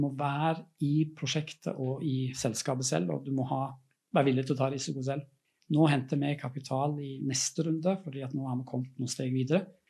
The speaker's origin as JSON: {"language": "Norwegian", "country": "Norway", "moved": "yes", "said": "bor ikke jeg i Norge, sånn jeg, men jeg er norsk"}